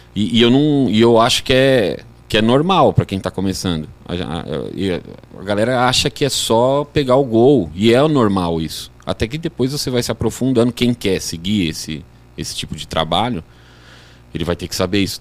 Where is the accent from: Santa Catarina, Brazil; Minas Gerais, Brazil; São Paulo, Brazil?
São Paulo, Brazil; Guarulhos; moved away as an adult; now in São José, Brazil; eu sou natural de Guarulhos.